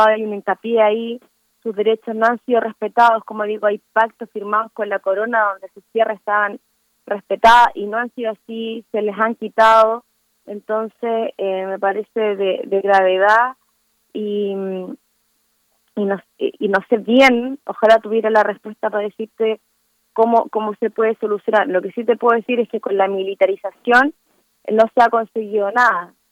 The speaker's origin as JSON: {"language": "Spanish", "country": "Chile", "said": "yo misma como, como chilena"}